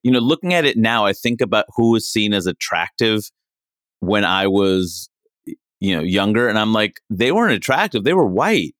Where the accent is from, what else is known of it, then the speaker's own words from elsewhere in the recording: New York City, New York, United States; moved away; also born or lived in Maine / Seattle; I grew up in Queens, New York